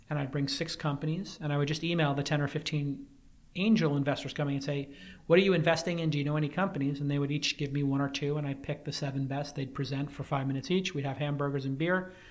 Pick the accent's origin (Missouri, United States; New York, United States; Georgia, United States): New York, United States; New York City; now in San Francisco, United States; I'm from New York. Grew up in Brooklyn.